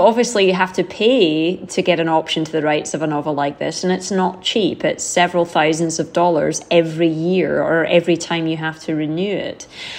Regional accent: United Kingdom; told from the perspective of a German who we have always seen to be the enemy growing up, you know, as a Brit

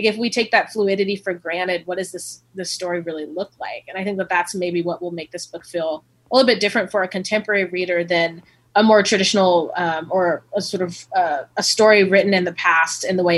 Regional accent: Oceanside, California, United States; My mom is from Louisiana. My dad's from Los Angeles, and I grew up in Oceanside, as you said.

